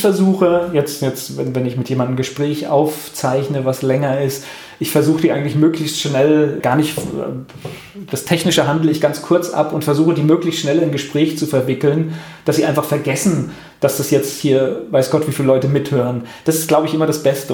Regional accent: Mainz, Rhineland-Palatinate, Germany; in Mainz, das ist so meine Heimatregion

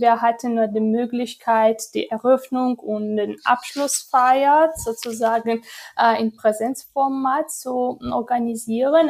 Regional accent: Georgia; German is a second language

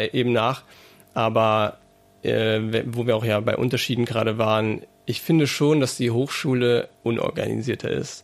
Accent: Saarbrücken, Saarland, Germany; now in Mainz, Germany; in Saarbrücken zum Beispiel, wo ich herkomme

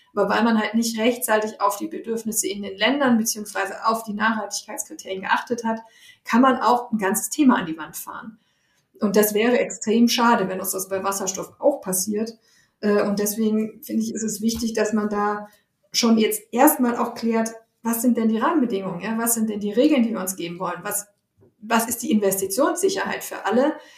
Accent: Germany; bei uns in Deutschland

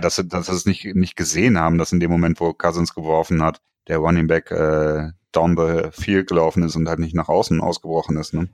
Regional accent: Germany; bei uns in Deutschland

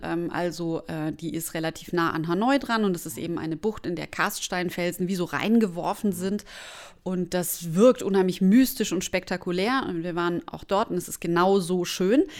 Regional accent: Germany; als Deutscher

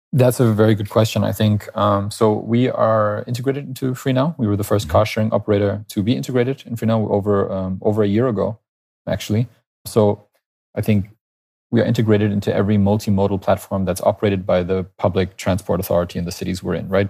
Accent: Canada; moved away as an adult; now in Berlin, Germany; I'm natively Canadian.

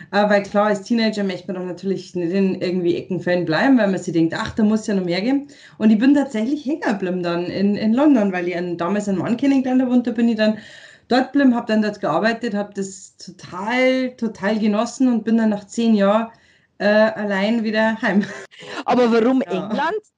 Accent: Eggenfelden, Bavaria, Germany; Bin ja. stolze, stolze Niederbayerin.

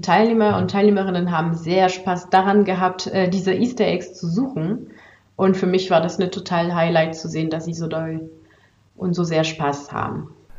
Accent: France; now in Germany; bin ich ja eigentlich aus Frankreich, bin aber eigentlich in Deutschland schon seit ziemlich langem und arbeite hier

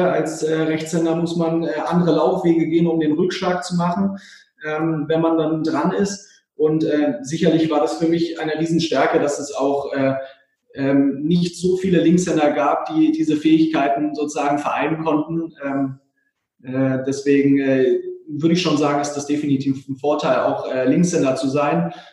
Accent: Berlin, Germany; das im Schloss Bellevue auch dann hier in meiner Heimatstadt äh, sozusagen zu erleben.

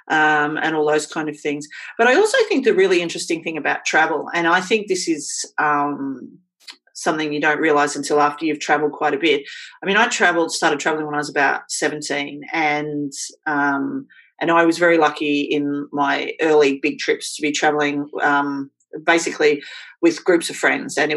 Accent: Queensland, Australia; born there; I was born in Queensland.

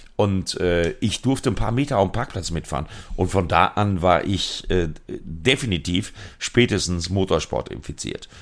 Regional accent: Sauerland, North Rhine-Westphalia, Germany; meine Heimat, Sauerland, äh, Altena, Plettenberg, Verdol

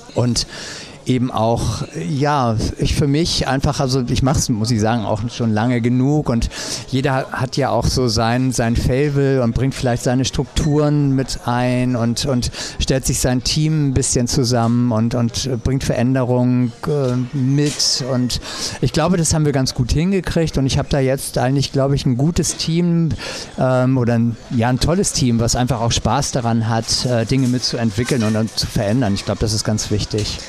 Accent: St. Peter-Ording, Schleswig-Holstein, Germany; also born or lived in Husum; bin dann hier eben zur Schule gegangen, also kam ich schon als St. Peteraner

